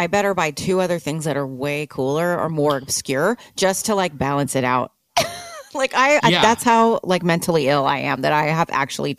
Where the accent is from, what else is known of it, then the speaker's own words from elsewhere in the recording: Austin, Texas, United States; moved away; I'm from Austin from the 80s and 90s and used to go to Sound Exchange.